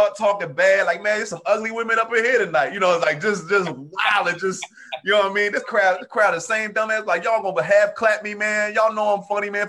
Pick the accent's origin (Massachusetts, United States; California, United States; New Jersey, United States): New Jersey, United States; moved away; I'm from the Northeast originally. I'm from Jersey originally, but I started comedy in the South